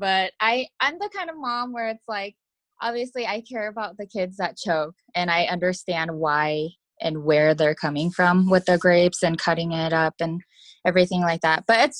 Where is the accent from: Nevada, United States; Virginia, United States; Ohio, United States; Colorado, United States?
Nevada, United States; Las Vegas; Like, I'm from Vegas, you know, I just don't take crap.